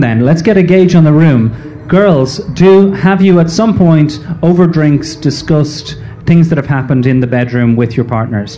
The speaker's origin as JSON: {"language": "English", "country": "Ireland", "tie": "born or raised there", "said": "a young man growing up in Ireland"}